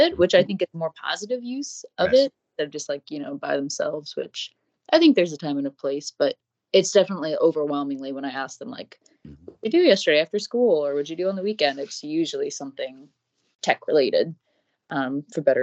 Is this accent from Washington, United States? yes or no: yes; Everett, Washington, United States; I grew up in Everett, Washington, which is like 20 minutes north of Seattle.